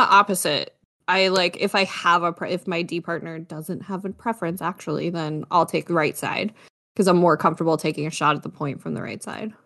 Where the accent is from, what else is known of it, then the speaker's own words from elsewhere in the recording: Niagara region, Ontario, Canada; I'm from the Niagara region